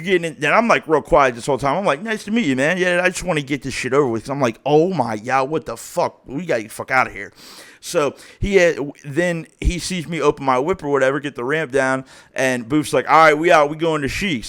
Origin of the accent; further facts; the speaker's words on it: Springboro, Ohio, United States; I grew up in Springboro, Ohio